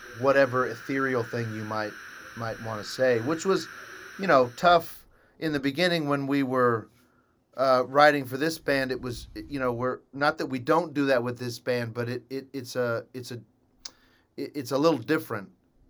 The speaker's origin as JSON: {"language": "English", "town": "Nashville", "region": "Tennessee", "country": "United States", "tie": "born or raised there", "said": "but anyway, growing up in Nashville musically, as I wouldn't change it for the world."}